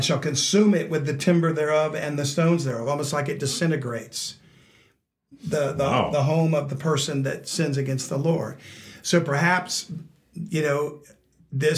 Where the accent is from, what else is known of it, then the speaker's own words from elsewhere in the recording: Louisiana, United States; I'm from Louisiana